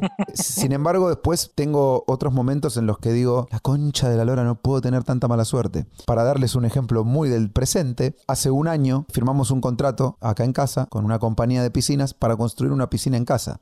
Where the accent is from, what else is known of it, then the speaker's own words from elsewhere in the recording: Argentina; Es mi ego argentino